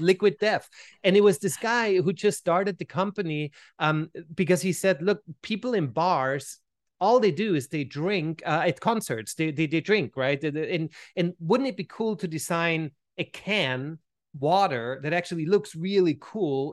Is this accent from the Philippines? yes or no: no; Vienna, Austria; moved away as an adult; also born or lived in Switzerland; now in United States; growing up in Vienna, looking back now, right, where, I mean, I've been in the States for, for, for two and a half decades now